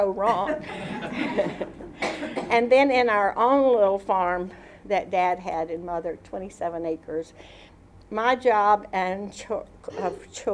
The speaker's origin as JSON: {"language": "English", "town": "Skinem", "country": "United States", "tie": "born or raised there", "said": "Skin 'em. Yeah, so on a farm"}